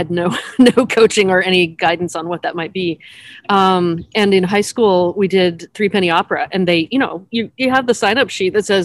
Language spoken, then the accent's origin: English; California, United States; also born or lived in Oregon / Pasadena / Bay Area; I've been raised in California